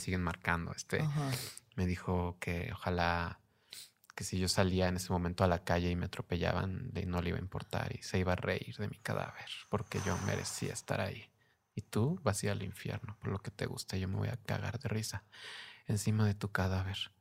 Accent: Mexico; now in Mexico City, Mexico; Soy mexicana

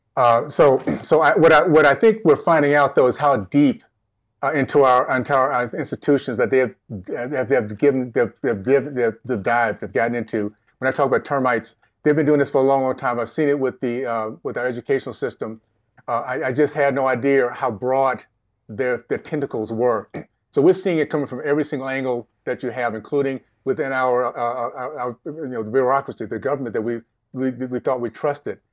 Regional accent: Tallahassee, Florida, United States; In Tallahassee, Tallahassee, Florida, Deep South Tallahassee, days of K K K, Jim Crow, uh, segregation

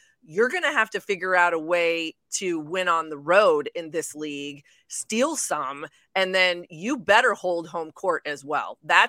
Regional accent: Midwest, United States; All right, Alex, before I let you go, I'm a Midwesterner here. You know, the Big 12 is my wheelhouse.

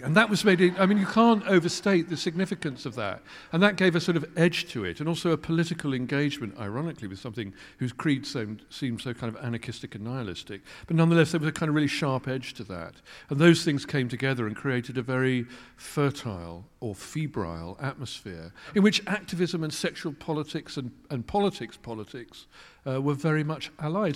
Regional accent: Kettering, East Midlands, United Kingdom; moved away; also born or lived in London; I grew up in Kettering

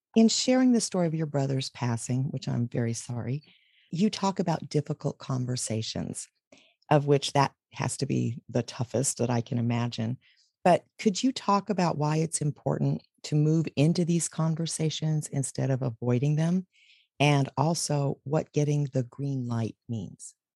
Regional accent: Texas, United States; I was raised in Texas

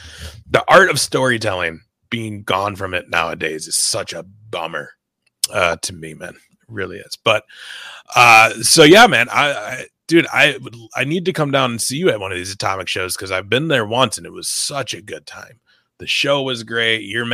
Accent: Minnesota, United States; being a Minnesota kid growing up and seeing AWA

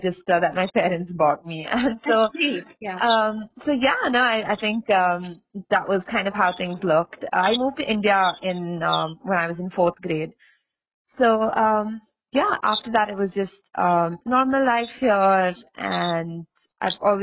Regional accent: Australia; I grew up in Australia

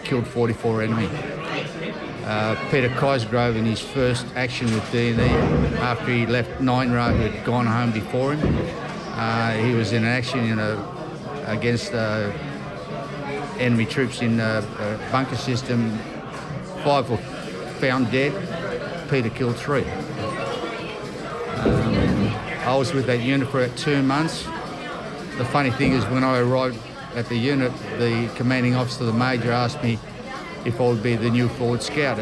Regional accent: Australia; Born and raised in Australia

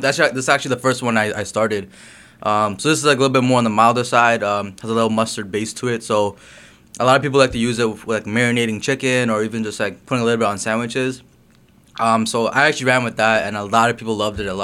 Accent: Brampton, Ontario, Canada; moved away as an adult; also born or lived in Guyana / Florida; So I was born in Guyana. I grew up in Canada

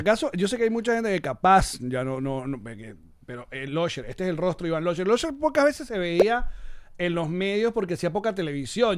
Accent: Maracay, Aragua, Venezuela; yo soy de Maracay

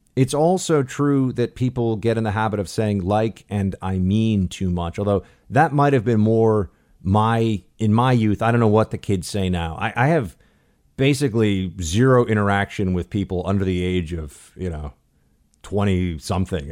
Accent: New York City, New York, United States; moved away; my hometown, New York City

